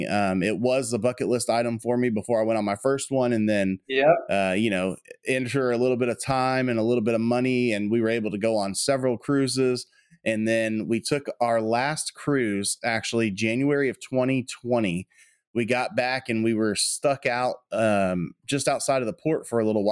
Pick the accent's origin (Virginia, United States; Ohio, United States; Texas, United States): Texas, United States; myself growing up in Texas